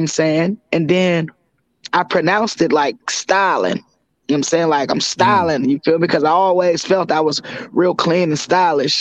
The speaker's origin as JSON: {"language": "English", "town": "Oakland", "region": "California", "country": "United States", "tie": "born or raised there", "said": "I grew up in Cypress Village. If anybody's familiar with Cypress Village, it's in West Oakland"}